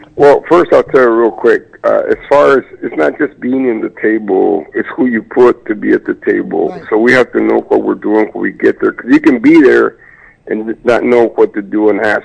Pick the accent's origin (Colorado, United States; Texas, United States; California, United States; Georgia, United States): Texas, United States; Crystal City; Zavala County, my hometown, Crystal City